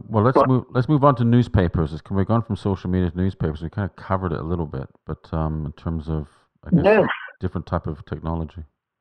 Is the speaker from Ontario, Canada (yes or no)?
no; Vancouver, British Columbia, Canada; When I was a kid growing up in Vancouver, my dad was a compositor on the Vancouver Sun.